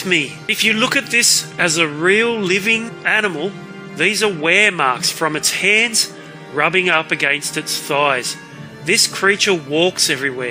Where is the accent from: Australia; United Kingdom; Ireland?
Australia; I'm an Australian artist